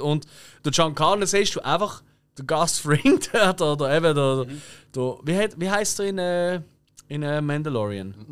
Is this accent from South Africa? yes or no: no; Basel, Basel-Stadt, Switzerland; wir in Basel